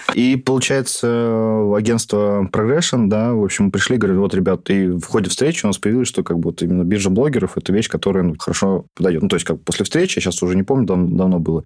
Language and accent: Russian; Ufa, Bashkortostan, Russia; мы из Уфы все втроем